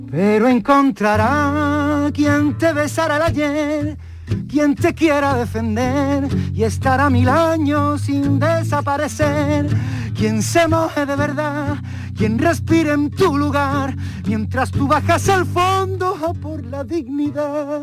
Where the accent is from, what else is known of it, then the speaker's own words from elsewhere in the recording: Cádiz, Andalusia, Spain; yo soy del barrio de la Viña